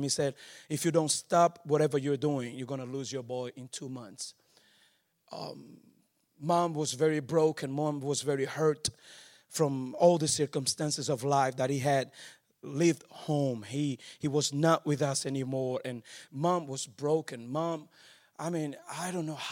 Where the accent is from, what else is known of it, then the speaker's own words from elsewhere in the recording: Angola; moved away; also born or lived in Netherlands; I was born in Angola